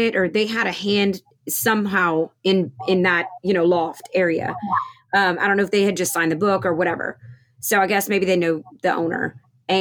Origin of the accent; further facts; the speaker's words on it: Louisiana, United States; We're from Louisiana